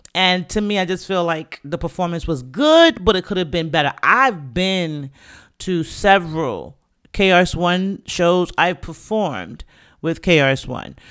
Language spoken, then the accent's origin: English; New York City, New York, United States; I'm from the Bronx. Grew up, born and raised